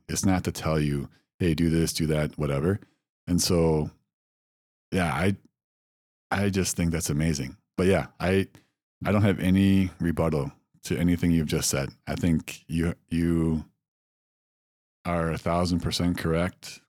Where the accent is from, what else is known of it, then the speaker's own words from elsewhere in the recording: Wisconsin, United States; I grew up in Wisconsin